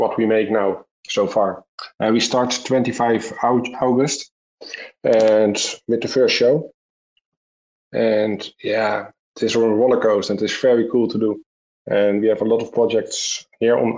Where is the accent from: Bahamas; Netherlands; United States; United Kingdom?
Netherlands; from the Netherlands, 37 years.